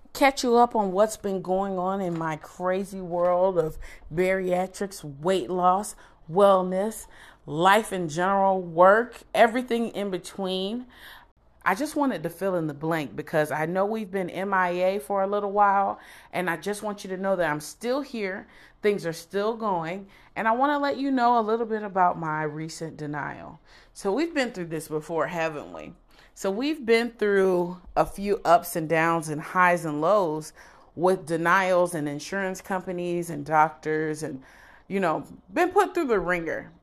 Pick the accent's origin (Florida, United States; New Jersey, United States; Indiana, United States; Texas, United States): Florida, United States; Broward County; moved away; I'm from Broward.